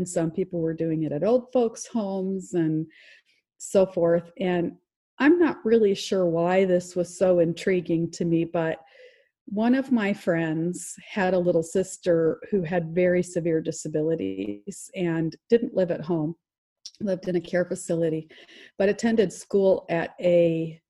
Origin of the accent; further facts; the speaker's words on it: Iowa City, Iowa, United States; I was born in Iowa City, Iowa